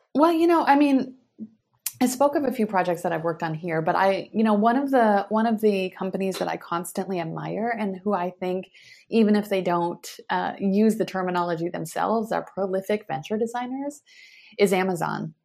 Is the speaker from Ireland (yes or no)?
no; United States; moved away as an adult; also born or lived in Europe / Asia; now in Palo Alto, United States; as an American, you know, living overseas